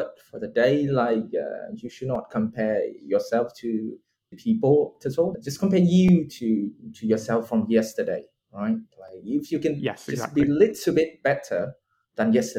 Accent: Vietnam; accent: Vietnamese; English is a second language; my Vietnamese accent

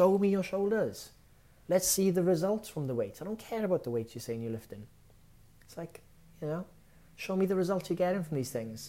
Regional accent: Wales, United Kingdom; As a Welshman

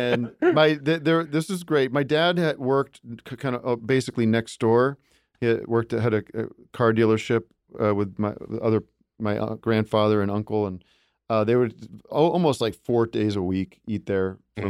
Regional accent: Allentown, Pennsylvania, United States; I grew up in Allentown, Pennsylvania, and the restaurant that we would go to was a restaurant called the Brass Rail

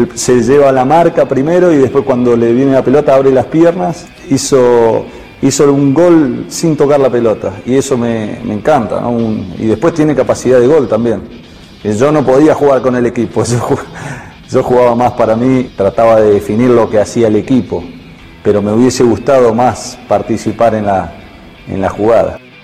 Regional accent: Argentina; como argentino

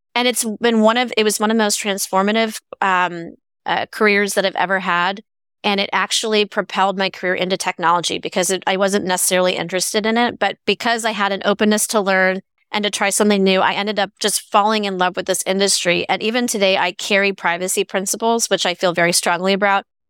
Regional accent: Bay Area, California, United States; growing up in the Bay Area

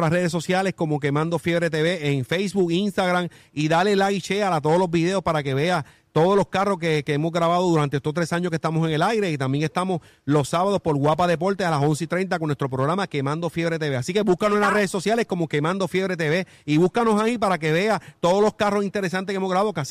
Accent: Mayagüez, Puerto Rico; aquí nosotros en el área sur de Puerto Rico, nosotros somos de Mayagüez, producimos en toda la isla

